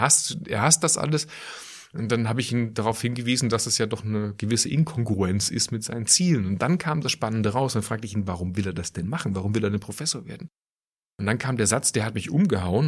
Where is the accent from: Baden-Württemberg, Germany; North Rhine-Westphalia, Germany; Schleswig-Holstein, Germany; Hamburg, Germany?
Baden-Württemberg, Germany; Schwäbisch Hall; moved away as an adult; also born or lived in Aachen / Ulm / Düsseldorf; now in Cologne, Germany; ich bin in Süddeutschland aufgewachsen, Kleinstadt Schwäbisch Hall